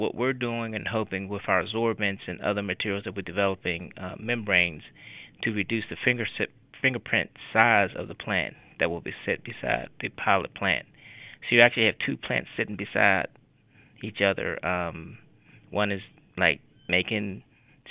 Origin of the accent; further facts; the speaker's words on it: Pittsburgh, Pennsylvania, United States; also born or lived in Chester, South Carolina; I grew up here in Pittsburgh, went to Westinghouse High School, went to University of Pittsburgh. Haven't left since I've been here, since I was 5 years old. I was born in Chester, South Carolina